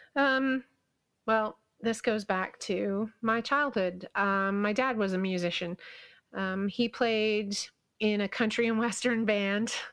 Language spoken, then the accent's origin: English; Kingston, Ontario, Canada; my hometown has this, well, not anymore, but it used to have this, um, little theme park. It wasn't anything like Six Flags or Disney or anything, but it was called Lake Ontario Park